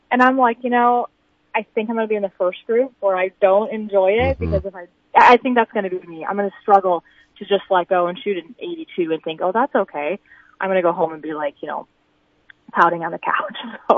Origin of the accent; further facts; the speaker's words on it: Clark, South Dakota, United States; I think most people are always so surprised when they hear I'm from South Dakota.